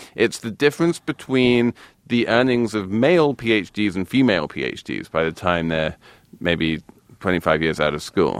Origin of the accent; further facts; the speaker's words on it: England, United Kingdom; being English